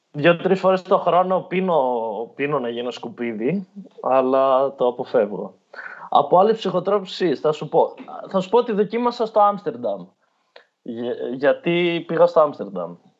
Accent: Evros, Eastern Macedonia and Thrace, Greece; moved away; εμείς που στον Εύρο είχαμε Τούρκους μέχρι το 1920, ξέρω εγώ, είμαστε Έλληνε

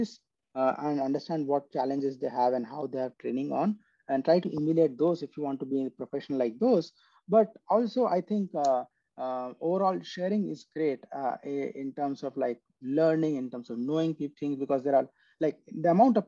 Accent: India; moved away as an adult; flew from US to my hometown

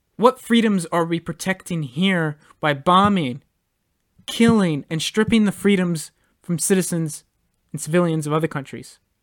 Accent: United States; we as American citizens

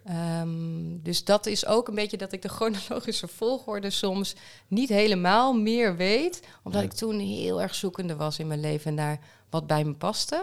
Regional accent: Groningen, Netherlands; also born or lived in Amsterdam; Groningen, waar mijn geboorteplaats is

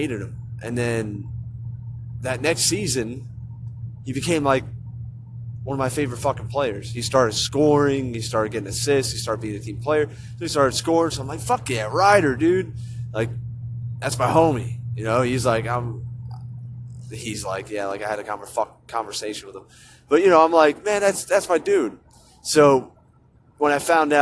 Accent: New Jersey, United States; born and raised in Jersey

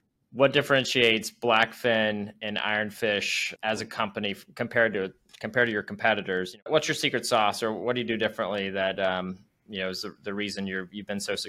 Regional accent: Roanoke, Virginia, United States; moved away; Fun fact, I used to live in Roanoke. Actually, I was born in Roanoke.

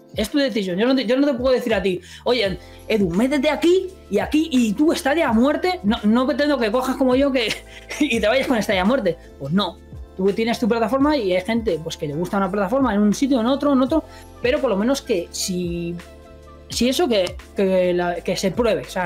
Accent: Madrid, Community of Madrid, Spain; nací en Madrid

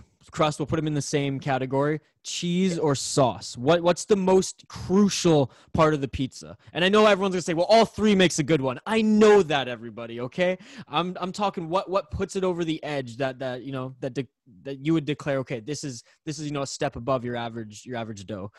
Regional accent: British Columbia, Canada; maybe it's just because I'm like from Vancouver Island

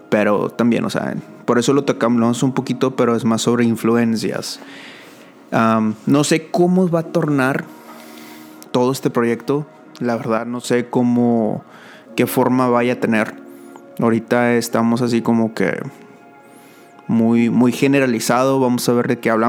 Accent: Monterrey, Nuevo León, Mexico; now in San Antonio, United States; Ese es mi nombre. soy, de San, soy de Monterrey y vivo en San Antonio, Texas.

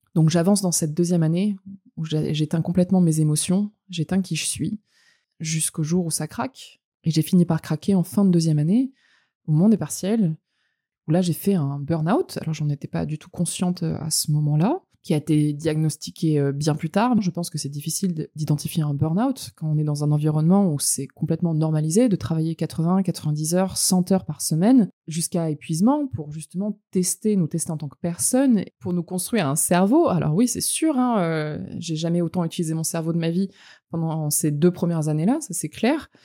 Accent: France; also born or lived in Montreal / Los Angeles; je suis française. J'ai grandi en France, mais pas que. J'ai eu, euh, trois ans d'expatriation entre Montréal et Los Angeles quand j'étais plus jeune

